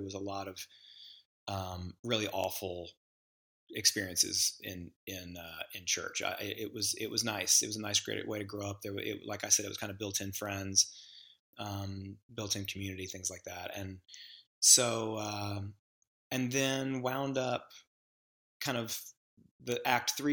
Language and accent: English; Memphis, Tennessee, United States; now in Nashville, United States; I grew up in the South. I was born in Memphis, Tennessee.